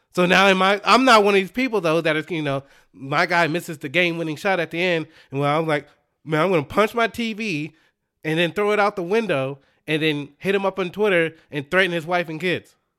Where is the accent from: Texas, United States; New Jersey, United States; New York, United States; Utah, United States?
Texas, United States; Dallas; I'm from Dallas